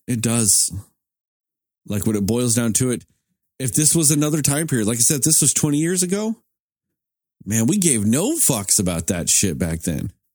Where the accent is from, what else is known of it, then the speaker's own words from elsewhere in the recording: United States; I'm an American at this point.